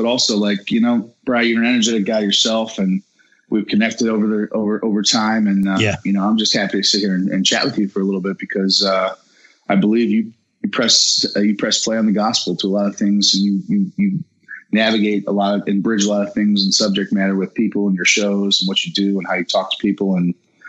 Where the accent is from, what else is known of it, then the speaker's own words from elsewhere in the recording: Mentor, Ohio, United States; Yeah, I know Euclid very well. I grew up borough away.